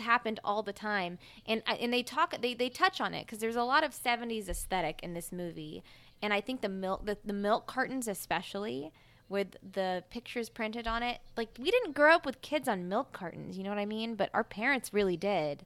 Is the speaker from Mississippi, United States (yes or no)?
yes; Mississippi, United States; now in Philadelphia, United States; I'm from Mississippi